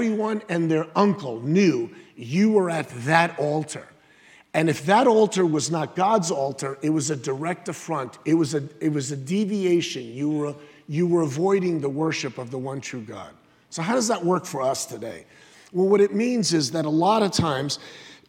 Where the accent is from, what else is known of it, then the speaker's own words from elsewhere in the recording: United States; I'm true blue. I'm American.